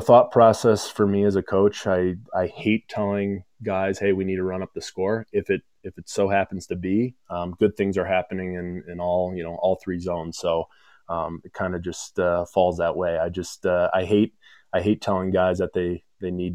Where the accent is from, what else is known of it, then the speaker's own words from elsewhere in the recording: Grand Rapids, Michigan, United States; I grew up in Grand Rapids